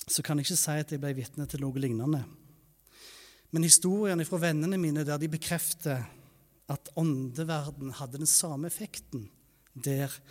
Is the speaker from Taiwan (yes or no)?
yes; Taiwan; Jeg vokste opp i Taiwan som misjonærbarn der.